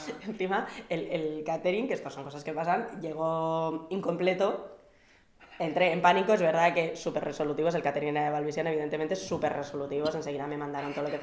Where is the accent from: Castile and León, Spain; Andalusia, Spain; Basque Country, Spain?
Basque Country, Spain; como buena vasca